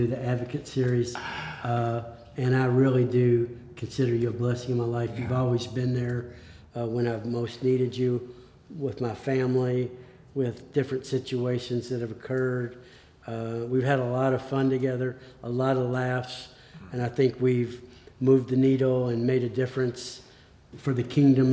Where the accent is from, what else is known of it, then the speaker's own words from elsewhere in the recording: Kentucky, United States; I'm from Kentucky